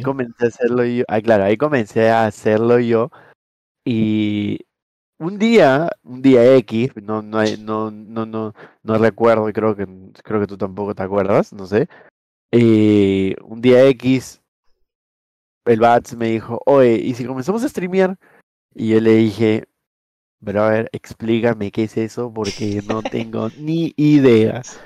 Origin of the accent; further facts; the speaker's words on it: Peru; nosotros somos de Perú